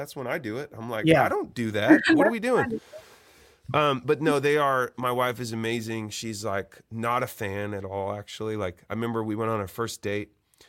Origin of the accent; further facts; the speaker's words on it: Eugene, Oregon, United States; I think it's more interesting to talk about that in the way that I grew up in Eugene, Oregon.